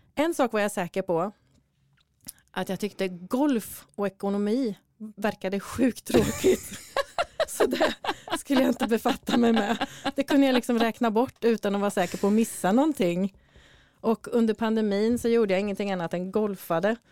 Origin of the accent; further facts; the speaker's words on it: Sweden; du och jag är ju födda och uppvuxna i Sverige båda två